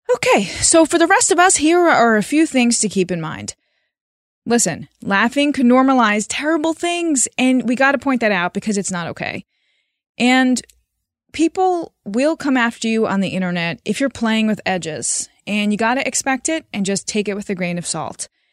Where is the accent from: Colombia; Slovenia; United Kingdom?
Slovenia; moved away; I talk about growing up in Slovenia, but it's not actually how I grew up in Slovenia